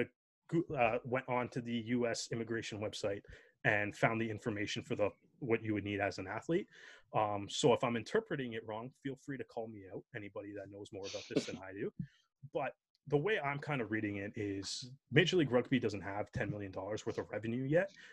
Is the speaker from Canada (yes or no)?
yes; Canada; as Canadian rugby fans